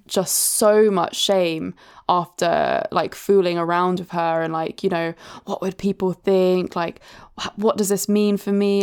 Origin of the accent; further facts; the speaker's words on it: Brighton, South East England, United Kingdom; growing up in Brighton, which is obviously the gay capital of the U K